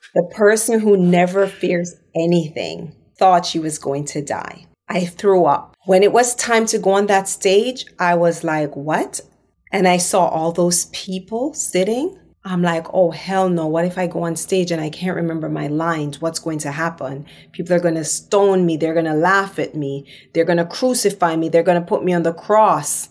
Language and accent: English; Jamaica; accent: patois; moved away as an adult; now in Los Angeles, United States; I'm Jamaican